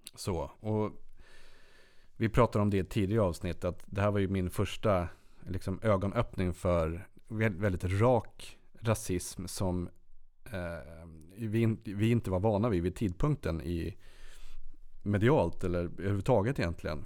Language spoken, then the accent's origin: Swedish; Sweden; som god svensk